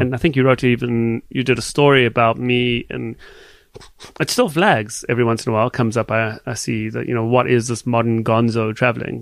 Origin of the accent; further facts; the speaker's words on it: Johannesburg, Gauteng, South Africa; now in Canada; I was born and raised in Johannesburg, South Africa